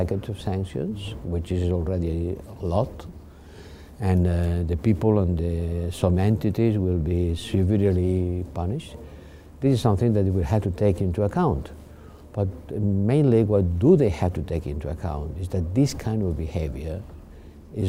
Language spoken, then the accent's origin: English; Spain; I'm coming from Spain.